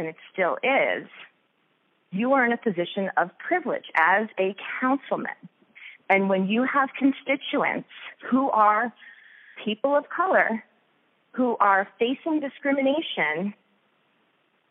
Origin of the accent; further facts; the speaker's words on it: Long Island, New York, United States; moved away; I grew up in New York on Long Island